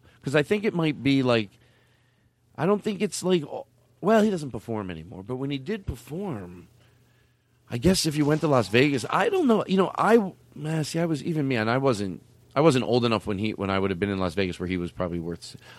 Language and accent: English; Australia; born there; And when I say bings to you, it's because I was born in Australia.